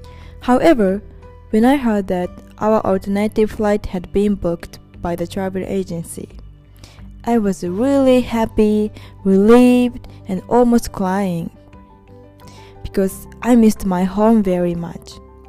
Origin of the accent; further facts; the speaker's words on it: Osaka, Japan; my hometown, Osaka